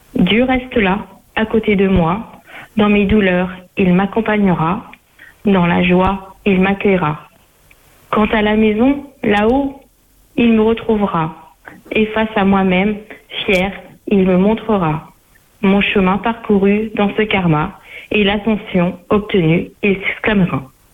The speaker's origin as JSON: {"language": "French", "region": "Normandy", "country": "France", "said": "je suis de Normandie"}